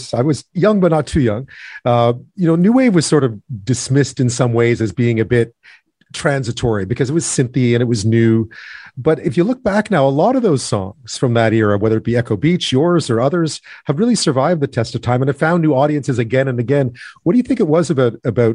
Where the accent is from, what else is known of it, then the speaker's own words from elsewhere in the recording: Canada; also born or lived in England; as a Canadian